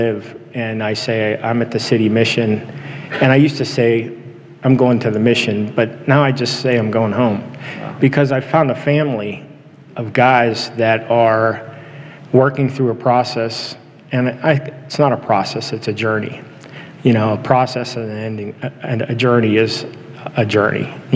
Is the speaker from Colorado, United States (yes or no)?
no; Houston, Texas, United States; now in Washington, United States; I was raised in the Central Assembly of God Church in Houston